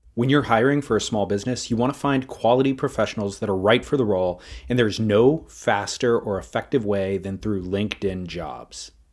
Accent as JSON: {"language": "English", "region": "Southern California", "country": "United States", "said": "I'm from Southern California, a little suburb that people around the world have never heard of."}